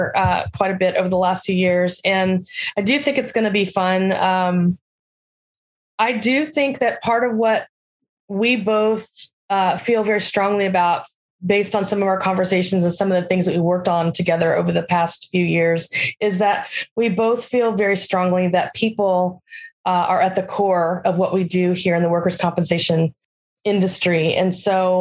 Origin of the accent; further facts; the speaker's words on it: near San Antonio, South Texas, United States; I grew up in South Texas, just south or actually north, west of San Antonio.